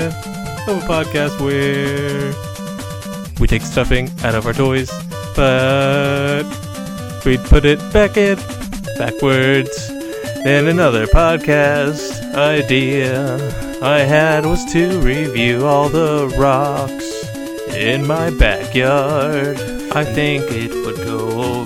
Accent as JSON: {"language": "English", "region": "Michigan", "country": "United States", "tie": "born or raised there", "said": "my hometown of Michigan"}